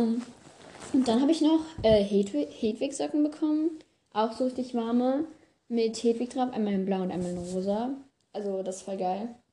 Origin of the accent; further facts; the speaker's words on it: France; moved away; Also ich komme aus Frankreich